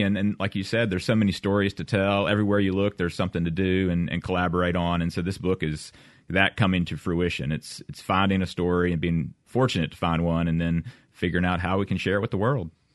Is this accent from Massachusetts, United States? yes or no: no; Oxford, Mississippi, United States; also born or lived in Shaw, Mississippi; I grew up in Mississippi